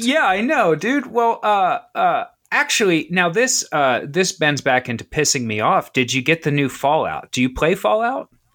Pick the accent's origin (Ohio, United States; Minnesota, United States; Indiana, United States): Ohio, United States; Southwestern; I grew up in Ohio, I'm from Ohio, I'm actually from South, uh, Southwestern Ohio